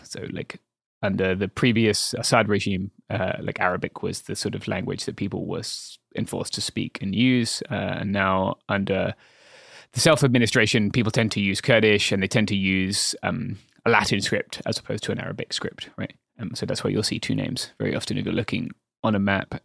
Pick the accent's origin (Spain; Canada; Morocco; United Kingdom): United Kingdom; England; as a Englishman